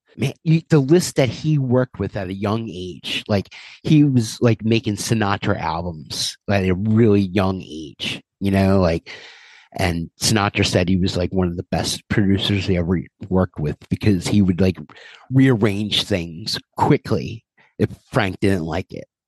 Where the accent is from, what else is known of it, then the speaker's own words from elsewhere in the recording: Ireland; as an Irishman